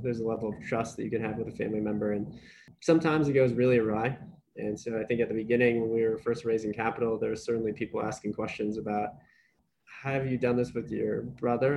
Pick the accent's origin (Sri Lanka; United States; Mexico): United States; Ohio; grew up in Ohio, was born and raised in Ohio.